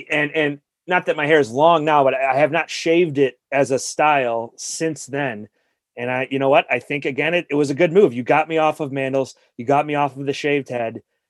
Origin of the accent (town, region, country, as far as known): Allen Park, Michigan, United States; born or raised there